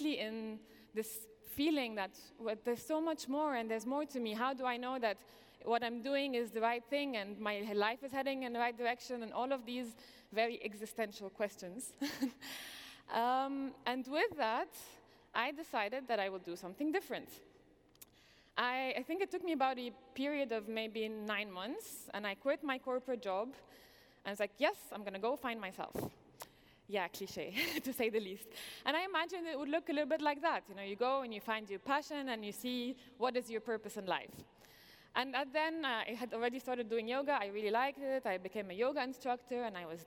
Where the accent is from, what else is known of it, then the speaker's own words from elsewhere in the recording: Egypt; moved away as an adult; also born or lived in New York / London; I am originally Egyptian, born and raised in Egypt